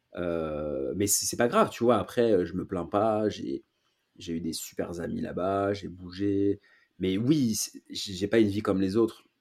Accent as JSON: {"language": "French", "town": "Paris", "region": "Île-de-France", "country": "France", "tie": "born or raised there", "said": "je suis né à Paris, j'habite à Paris"}